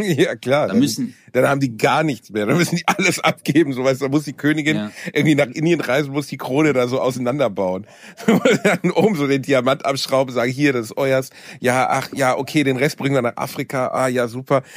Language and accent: German; Germany; ich bin ja Deutscher